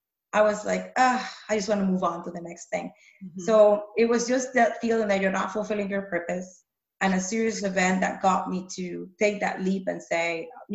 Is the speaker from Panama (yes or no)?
yes; Panama; moved away; I grew up in Panama